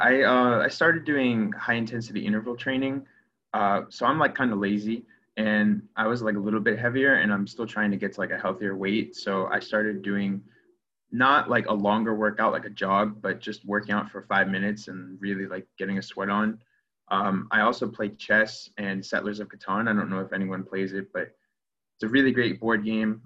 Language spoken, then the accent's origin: English; Clearwater, Florida, United States; moved away as an adult; also born or lived in Evanston, Illinois; I'm from Clearwater, Florida. I grew up in Florida